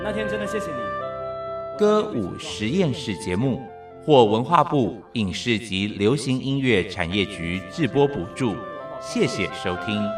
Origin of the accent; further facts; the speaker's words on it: Taiwan; first language Taiwanese Hokkien; 我是一个台湾人